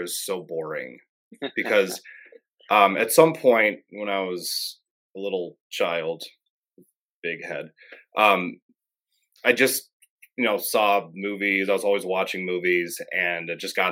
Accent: Clarks Summit, Pennsylvania, United States; also born or lived in Scranton; I was born in Scranton. You know, grew up in Clark Summit, bounced around a lot, but yeah, I'm local

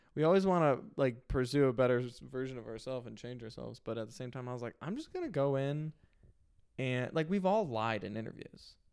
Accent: Illinois, United States; I grew up in Illinois

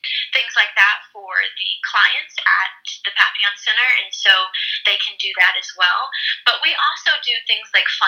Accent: East St. Louis, Illinois, United States; For example, my background, like I talked about, I came from East St. Louis. I was adopted from East St. Louis

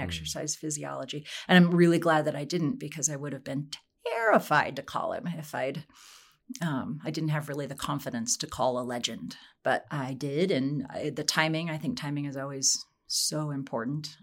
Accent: Wyoming, United States; now in Colorado, United States; I grew up in Wyoming

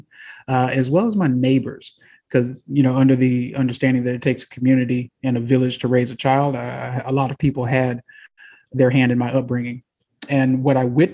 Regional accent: Houston, Texas, United States; also born or lived in Hong Kong / Stansted, United Kingdom; I'm from the South, born in Houston, Texas, primarily raised here as well

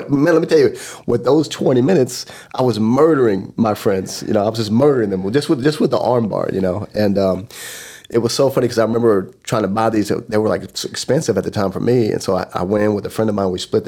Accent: Tulsa, Oklahoma, United States; my hometown

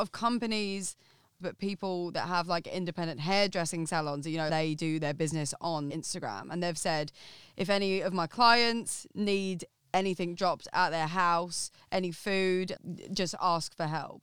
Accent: Essex, East of England, United Kingdom; I'm from Essex, like, from the smallest town

